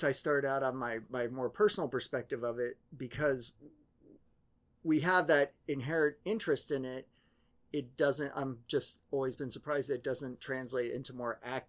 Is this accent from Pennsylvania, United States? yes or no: no; Vienna, Virginia, United States; also born or lived in Paris, France / Brussels, Belgium; I grew up in placeless, nameless suburban Washington, D.C., which was... VA or Maryland? Virginia. Yeah, like Vienna, Virginia, Vienna. In Fairfax County